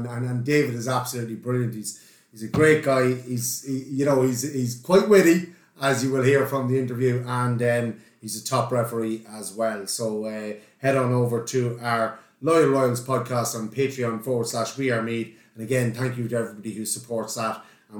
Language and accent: English; County Meath, Ireland; I'm a Meath man, born and raised in Simonson.